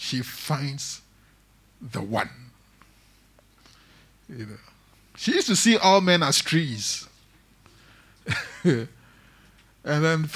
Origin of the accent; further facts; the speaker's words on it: Tema, Greater Accra, Ghana; I grew up in Tema